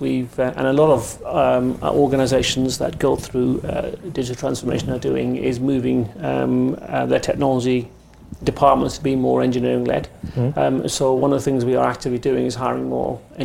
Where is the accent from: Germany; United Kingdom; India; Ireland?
United Kingdom; accent: English; I was born in the UK and raised in the UK